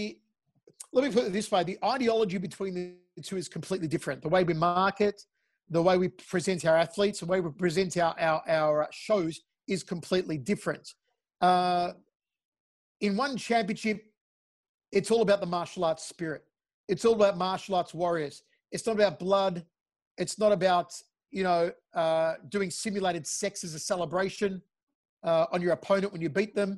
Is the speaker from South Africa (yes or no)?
no; Australia; I'm an Australian-Italian